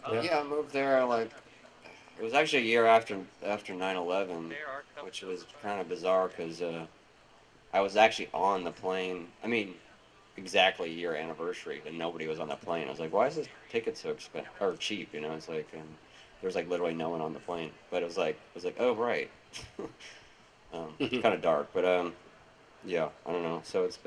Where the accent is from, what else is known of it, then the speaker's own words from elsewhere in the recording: Louisiana, United States; also born or lived in Olympia; I'm from Louisiana originally.